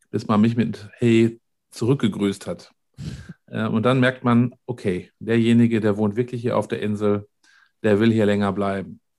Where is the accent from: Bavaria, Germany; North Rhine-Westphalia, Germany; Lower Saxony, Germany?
North Rhine-Westphalia, Germany; wir sind beide aus dem Ruhrgebiet und waren da auch tätig.